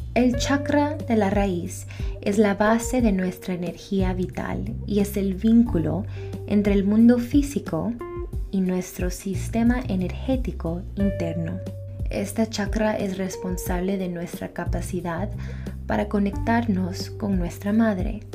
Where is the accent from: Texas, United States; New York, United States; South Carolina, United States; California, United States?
New York, United States; also born or lived in Ecuador; soy orgullosamente ecuatoriana. Y también nací aquí en Nueva York en el condado de la salsa